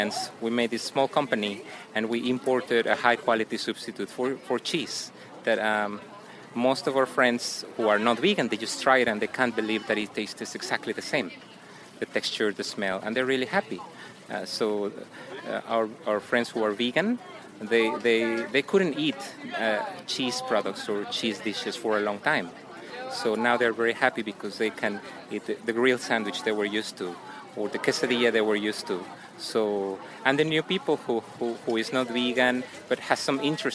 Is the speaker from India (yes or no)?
no; Mexico; now in South Korea; I'm from Mexico, but now I'm living permanently in Korea